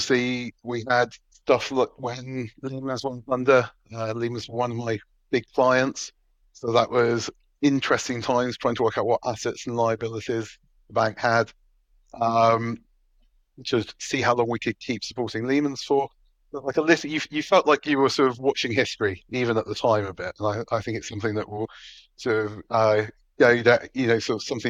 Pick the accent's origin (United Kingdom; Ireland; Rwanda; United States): United Kingdom; I grew up in what in Dutchman would call Metroland, which is sort of the northwest of London, sort of in real sense, Hertfordshire and Buckinghamshire meet